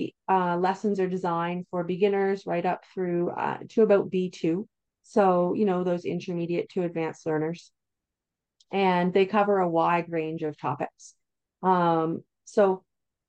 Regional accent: Canada; I'm Canadian, so I typically use Canadian science curriculums

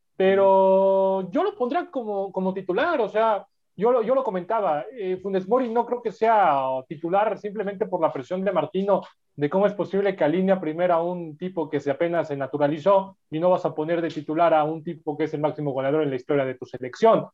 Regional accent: Mexico; ser mexicano como todos los que estamos en este, en este programa

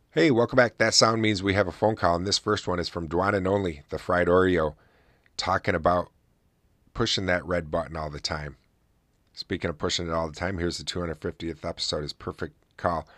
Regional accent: Oswego, New York, United States; my hometown here in Oswego, New York

